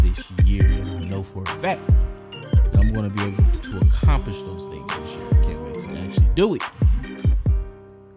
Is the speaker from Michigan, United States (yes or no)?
yes; Detroit, Michigan, United States; my hometown market, Detroit